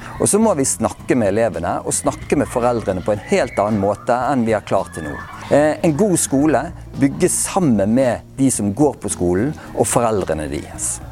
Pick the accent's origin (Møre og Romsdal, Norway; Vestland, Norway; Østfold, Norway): Vestland, Norway; Bergen; now in Oslo, Norway; jeg er bergenser